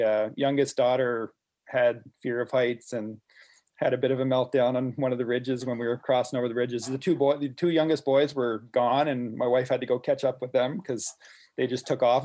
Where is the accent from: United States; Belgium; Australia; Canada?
Canada; Miramichi, New Brunswick; I'm originally from the Miramichi